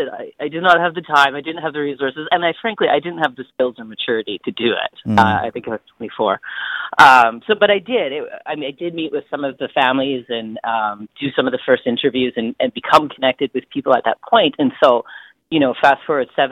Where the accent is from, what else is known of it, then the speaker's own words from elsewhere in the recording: Smithers, British Columbia, Canada; also born or lived in Haida Gwaii / Hazelton; moved to a little community called Hazelton when I was 3 or so, and then to a rural area outside of Smithers